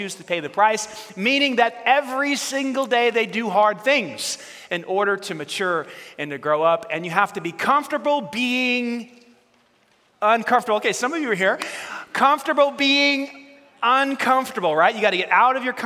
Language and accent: English; New York City, New York, United States; we grew up in New York, and Staten Island's part of New York City